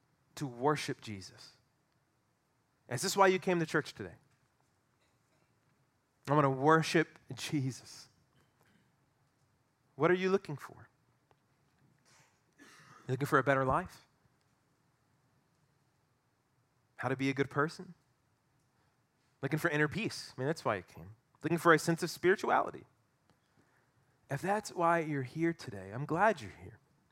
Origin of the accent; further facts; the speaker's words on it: Southern United States, United States; I'm white. Going to a mosque would be weird. I grew up in the Bible Belt. I had Christian parents.